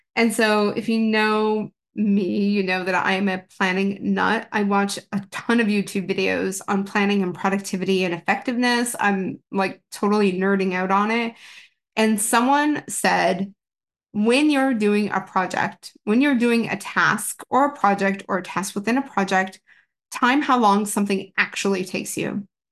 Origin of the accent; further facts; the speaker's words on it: Canada; being in Canada and being Canadian